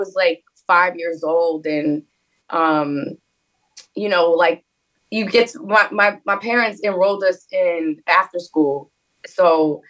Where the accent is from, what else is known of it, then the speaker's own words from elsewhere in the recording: New York City, New York, United States; As a fellow Harlemite, born and raised in Harlem